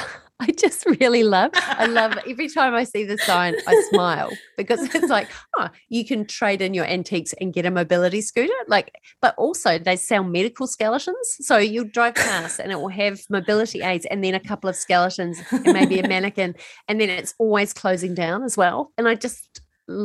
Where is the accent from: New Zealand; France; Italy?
New Zealand; moved away; I grew up in New Zealand